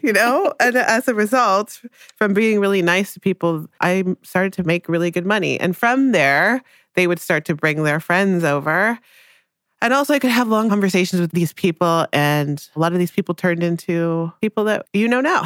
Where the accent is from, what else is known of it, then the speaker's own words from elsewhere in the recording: Newmarket, Ontario, Canada; also born or lived in Jamaica; I ended up growing up in Newmarket, which is a s, was a small town outside of Toronto.